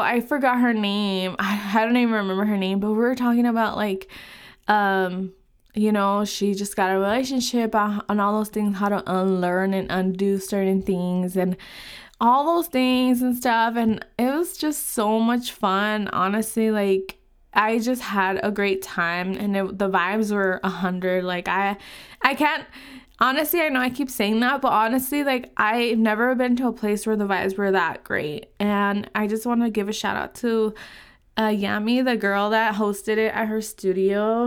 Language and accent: English; California, United States; moved away as an adult; now in Utah, United States; I am from California. I live in Utah now, um, and I have lived in California my whole life.